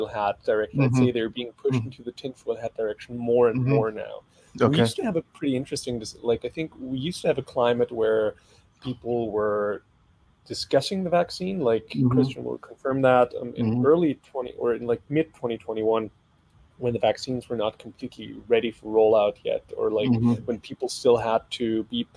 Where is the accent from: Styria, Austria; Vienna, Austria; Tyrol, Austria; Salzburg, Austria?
Styria, Austria; Graz; English is a second language; moved away as an adult; now in Germany; Like my hometown of Graz has like 280,000 inhabitants